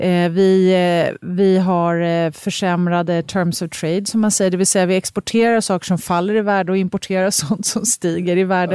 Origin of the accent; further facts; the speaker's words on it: Sweden; som svenskar